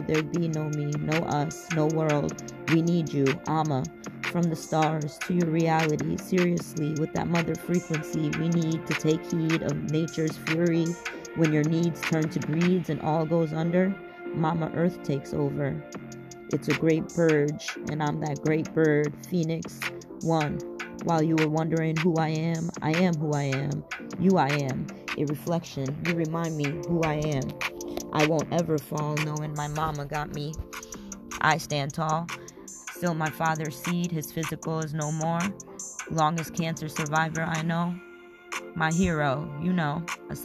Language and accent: English; Bengal, India; So I'm from India, obviously. I'm Bengali.